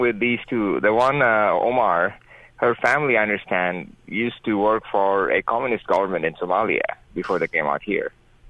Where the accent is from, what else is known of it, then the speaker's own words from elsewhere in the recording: Bangladesh; also born or lived in Nigeria / Great Britain / Iraq; Originally, I'm from Bangladesh.